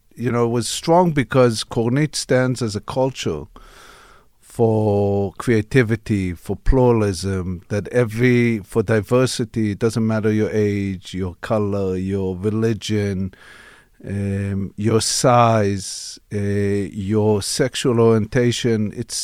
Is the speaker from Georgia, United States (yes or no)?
yes; Atlanta, Georgia, United States; My dad worked for the Israeli government, and I grew up in Atlanta, which was a very it was interesting times in Atlanta